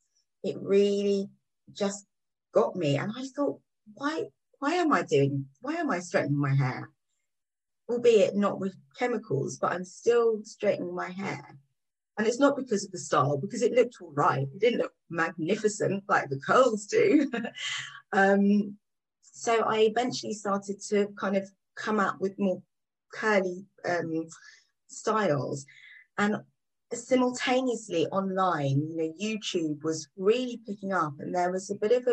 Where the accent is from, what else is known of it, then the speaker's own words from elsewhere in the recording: England, United Kingdom; now in London, United Kingdom; So I grew up outside of London before I came into London and had a very similar experience to other people.